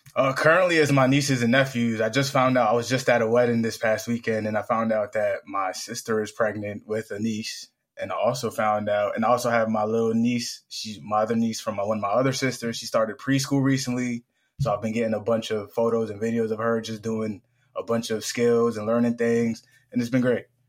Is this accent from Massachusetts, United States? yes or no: yes; Springfield, Massachusetts, United States; born and raised in Springfield, Massachusetts